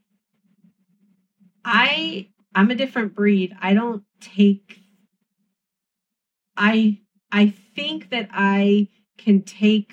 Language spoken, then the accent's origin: English; California, United States; now in Georgia, United States; I'm from California. Mm-hmm. I'm not from the South